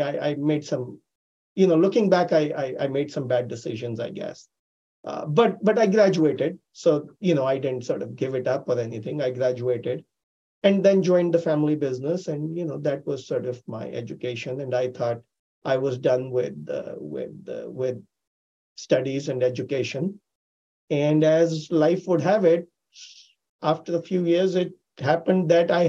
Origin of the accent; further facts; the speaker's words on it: Delhi, India; moved away as an adult; I grew up in India, Delhi, which is the capital